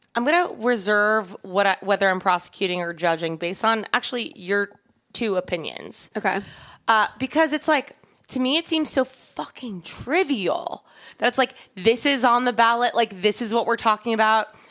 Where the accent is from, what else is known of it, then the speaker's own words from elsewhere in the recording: Long Island, New York, United States; the house I grew up in on Long Island